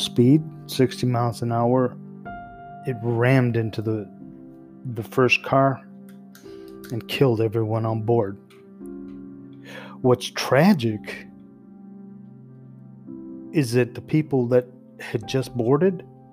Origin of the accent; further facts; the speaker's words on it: Chicago, Illinois, United States; the back of the yards, a neighborhood I grew up in here in Chicago